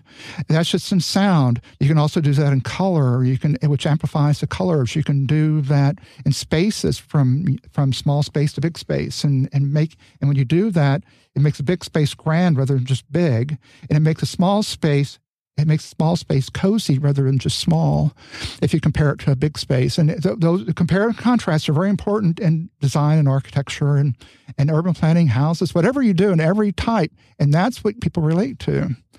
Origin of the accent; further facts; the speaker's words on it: California, United States; I claimed I was from California, even though when people I speak, they say, well, part of California, Southern, you know, and then particularly in New York, where they could really hear the accent.